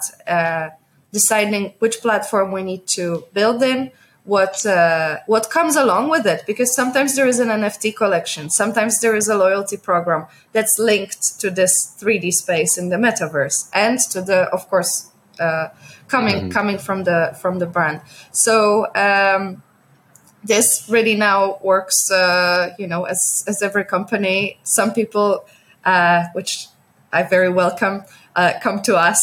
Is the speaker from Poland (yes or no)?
yes; Poland; also born or lived in New York / Netherlands; now in Hong Kong; I come from Poland, but I lived in New York. I lived a little bit in the Netherlands before moving to Hong Kong.